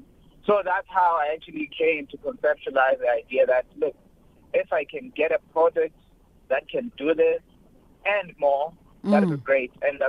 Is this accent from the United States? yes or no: no; Eastern Cape, South Africa; moved away; also born or lived in Johannesburg, South Africa; I grew up in the Eastern Cape in a very remote area where there was no internet cafe, there was no library.